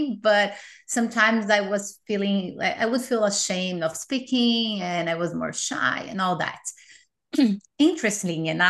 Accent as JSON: {"language": "English", "region": "São Paulo", "country": "Brazil", "tie": "born or raised there", "also_born_or_lived": "Miami", "second_language": "English", "moved": "as an adult", "lives_now": "United States", "said": "at least in São Paulo, my hometown"}